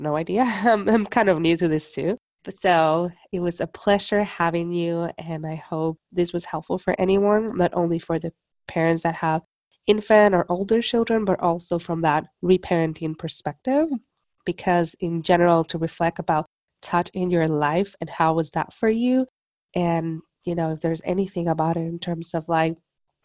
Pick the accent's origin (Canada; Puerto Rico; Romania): Puerto Rico; moved away; I'm from Puerto Rico, so also my lullabies were in Spanish